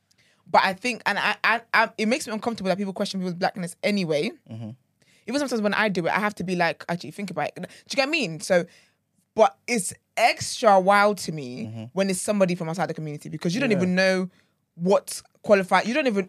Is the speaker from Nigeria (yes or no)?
yes; Nigeria; As much as we're Nigerian, we have different...